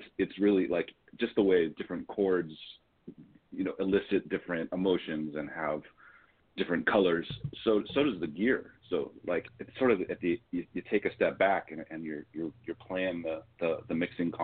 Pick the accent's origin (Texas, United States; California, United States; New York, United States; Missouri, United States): California, United States; Los Angeles; born and raised here in Los Angeles